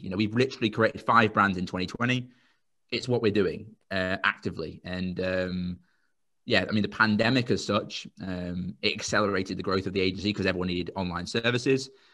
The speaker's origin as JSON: {"language": "English", "town": "Royston", "region": "East of England", "country": "United Kingdom", "said": "I'm from a place called Royston."}